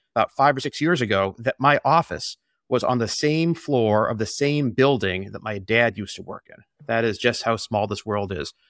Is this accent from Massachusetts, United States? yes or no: yes; Boston, Massachusetts, United States; I grew up in the Boston area about a mile from where we're living right now